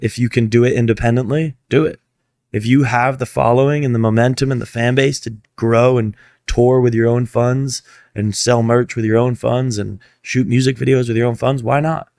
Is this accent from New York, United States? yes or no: no; Fort Lauderdale, Florida, United States; moved away as an adult; now in Los Angeles, United States; my hometown